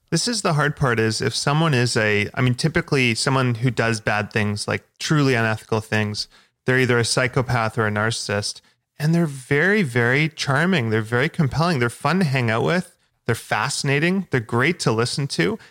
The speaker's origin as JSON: {"language": "English", "town": "Victoria", "region": "British Columbia", "country": "Canada", "tie": "born or raised there", "said": "in my hometown in Victoria"}